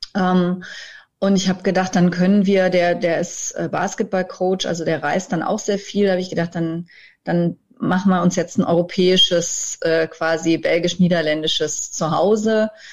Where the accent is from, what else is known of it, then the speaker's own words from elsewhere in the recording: Germany; wir als Deutsche